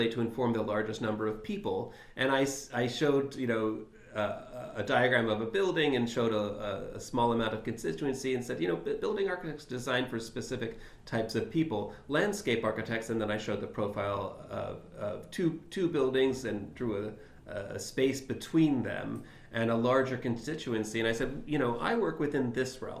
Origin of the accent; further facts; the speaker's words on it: Philadelphia, Pennsylvania, United States; Philadelphia, my hometown